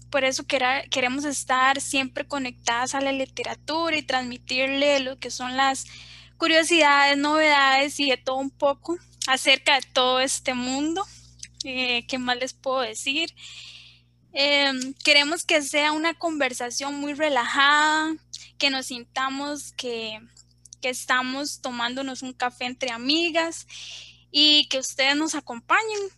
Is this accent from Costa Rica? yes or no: yes; Guanacaste, Costa Rica; now in Desamparados, Costa Rica; Eh, soy de, bueno, vivo en Desamparados, en realidad soy de Guanacaste, Costa Rica.